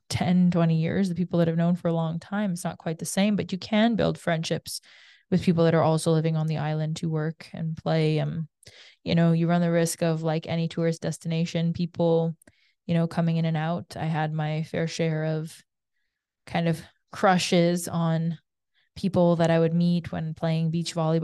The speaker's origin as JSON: {"language": "English", "country": "Canada", "tie": "born or raised there", "said": "growing up in Canada"}